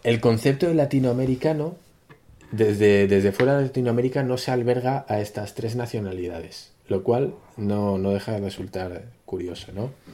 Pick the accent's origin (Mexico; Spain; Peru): Spain; nos atañe a los españoles